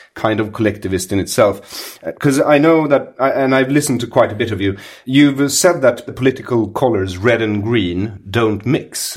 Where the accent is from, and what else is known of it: Sweden